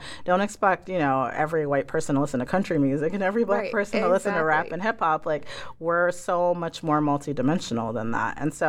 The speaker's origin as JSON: {"language": "English", "country": "Ghana", "lives_now": "United States", "said": "I, you know, am an African, first generation African-American in this country. I'm from Ghana."}